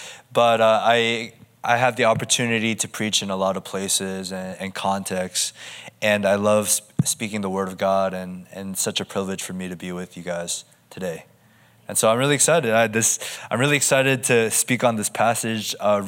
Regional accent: United States; now in Southern California, United States; I'm kind of from all over the place. I'm from the East Coast, the Midwest, as well as the West Coast, but currently I call SoCal my home.

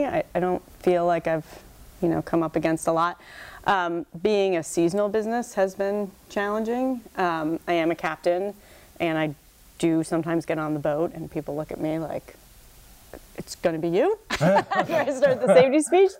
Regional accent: New Jersey, United States; moved away as an adult; now in Annapolis, United States; I'm from New Jersey

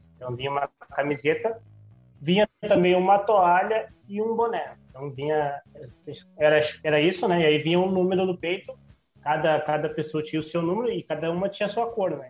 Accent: Santa Maria, Rio Grande do Sul, Brazil; a gente é de Santa Maria.

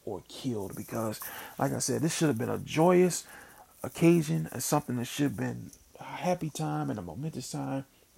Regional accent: Mississippi, United States; now in Philadelphia, United States; I grew up in Mississippi, because we didn't have that kind of weather

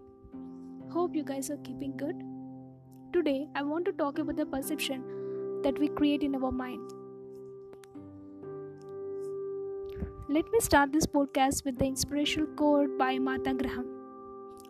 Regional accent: India; Growing up in India, I was taught to respect your friends, family and elders.

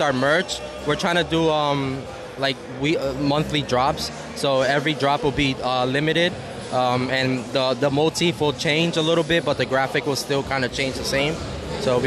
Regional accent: New York City, New York, United States; moved away as an adult; now in Connecticut, United States; We're both from the Bronx

